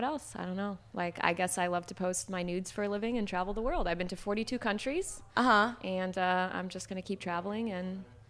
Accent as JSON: {"language": "English", "town": "Chicago", "region": "Illinois", "country": "United States", "tie": "born or raised there", "said": "I grew up in Chicago"}